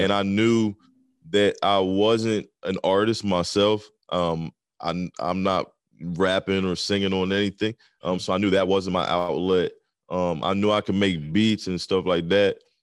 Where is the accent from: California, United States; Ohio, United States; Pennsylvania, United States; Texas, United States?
Pennsylvania, United States; southern; also born or lived in Maryland; I'm, like, um, on the southern part of Pennsylvania. I'm, like, right on the border of Maryland